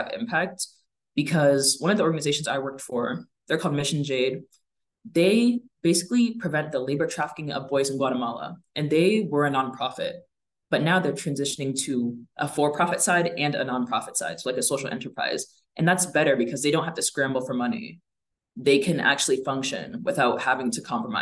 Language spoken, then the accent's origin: English; West Lafayette, Indiana, United States; I'm going to Purdue right now and I'm from West Lafayette. I went to high school in West Lafayette